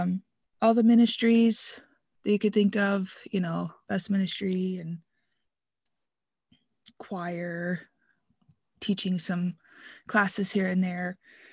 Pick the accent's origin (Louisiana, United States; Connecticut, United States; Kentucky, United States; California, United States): Kentucky, United States; Yeah. So I'm from Kentucky. I grew up, was born into the IFB, went to Christian school, K through 12.